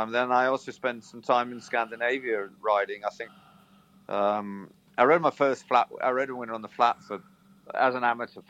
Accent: Herefordshire, West Midlands, United Kingdom; I was brought up in Herefordshire.

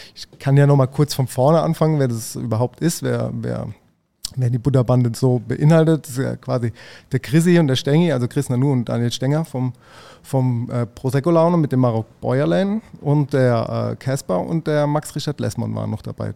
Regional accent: Mannheim, Baden-Württemberg, Germany; ich als Mannheimer

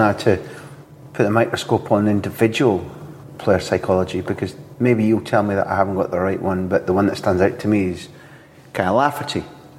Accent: Scotland, United Kingdom; as a Scot

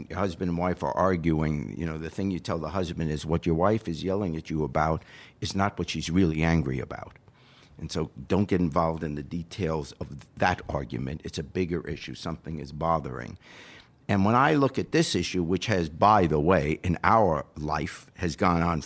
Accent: New York, United States; moved away as an adult; now in Cincinnati, United States; except for the first 5 years of my life, I grew up in New York

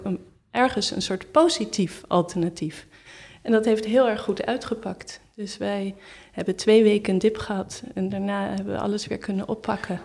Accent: Netherlands; moved away as an adult; now in Berlin, Germany

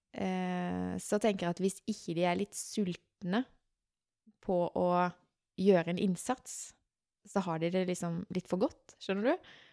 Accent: Sørlandet, Norway; vi sørlendinger

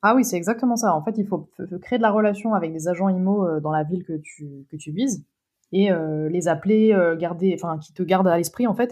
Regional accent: Créteil, Île-de-France, France; j'ai grandi à Créteil. Mes parents ils y sont encore

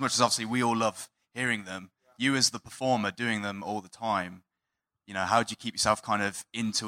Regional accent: Redditch, West Midlands, United Kingdom; from Redditch.

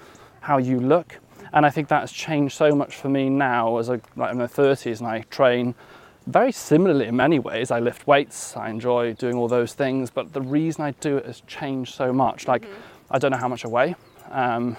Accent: Wales, United Kingdom; I grew up, you know, I'm 32 now, I grew up in West Wales, which is a, you know, Wales is a rugby nation

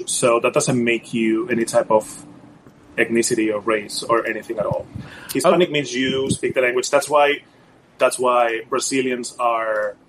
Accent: Spain; So I would call myself Spanish because I am from Spain. Mm-hmm. Spanish is what we speak

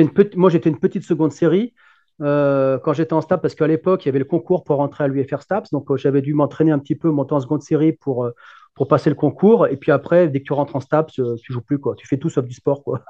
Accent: Lyon, Auvergne-Rhône-Alpes, France; je suis un Lyonnais

